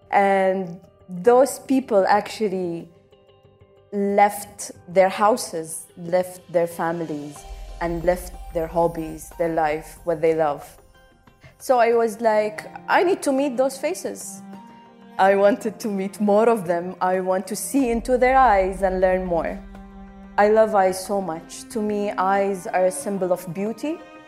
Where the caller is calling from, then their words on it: Abu Dhabi, United Arab Emirates; Hello, everyone. … I come to you from Abu Dhabi.